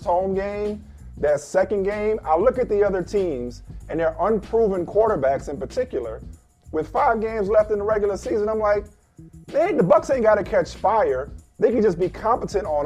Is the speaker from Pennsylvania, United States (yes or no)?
no; New Orleans, Louisiana, United States; I'm from New Orleans